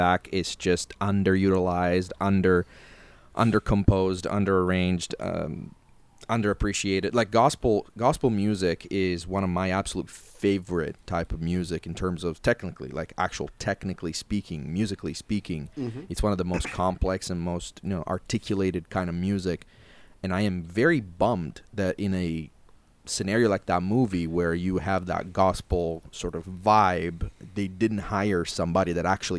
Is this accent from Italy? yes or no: yes; Italy; I come from Italy.